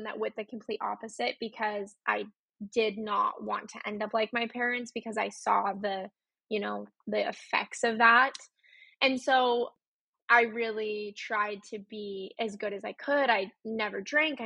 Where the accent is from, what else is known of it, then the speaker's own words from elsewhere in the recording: Utah, United States; I grew up in Utah. I was born in Utah